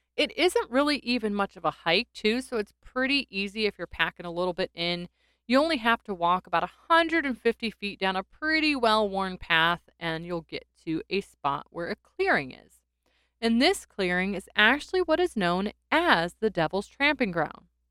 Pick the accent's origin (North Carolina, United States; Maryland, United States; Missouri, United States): North Carolina, United States; my home state of North Carolina